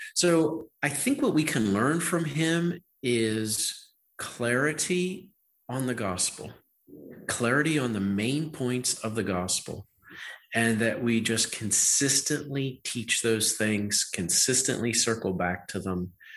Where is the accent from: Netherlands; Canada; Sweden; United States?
United States; Western Pennsylvania; accent: Western Pennsylvania; So I grew up in Western Pennsylvania. Wow. I speak I speak with the uh, Western Pennsylvania accent.